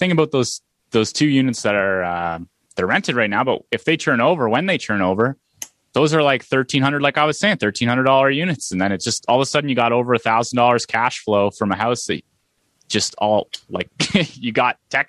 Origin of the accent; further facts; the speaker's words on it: Aurelia, Iowa, United States; Oh, you're from Aurelia. I'm from Aurelia too. I've been here forever.